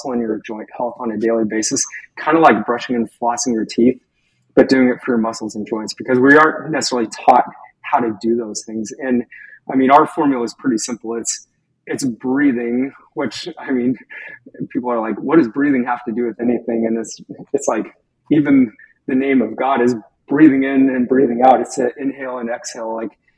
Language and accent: English; Skagit Valley, Washington, United States; I grew up in Skagit Valley